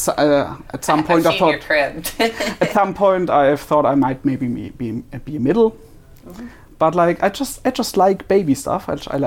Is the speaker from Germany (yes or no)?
yes; Germany; I'm a little from Germany.